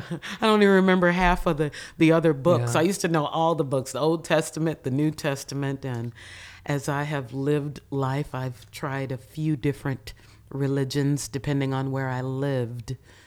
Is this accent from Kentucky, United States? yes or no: yes; Lexington, Kentucky, United States; So I am a Lexington native. I was born right on Aspendale Drive, and that was the East End Projects back when I was born, 1968.